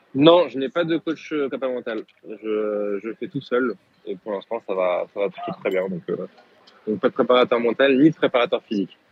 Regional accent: France; en tant que Français

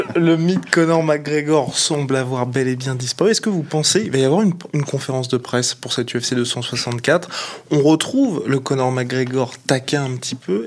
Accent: France; Nous sommes français, nous sommes patriotes

